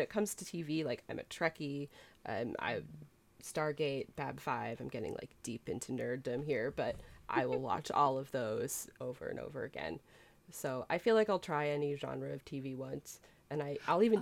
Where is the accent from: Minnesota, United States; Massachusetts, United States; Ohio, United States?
Massachusetts, United States; Boston; my hometown Boston